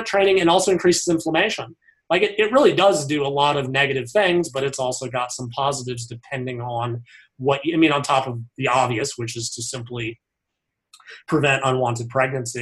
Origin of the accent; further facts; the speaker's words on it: United States; I'm an American